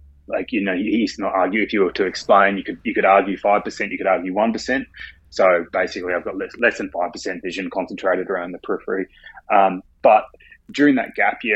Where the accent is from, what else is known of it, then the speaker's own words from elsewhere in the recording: Hobart, Tasmania, Australia; I was born in Hobart, Tasmania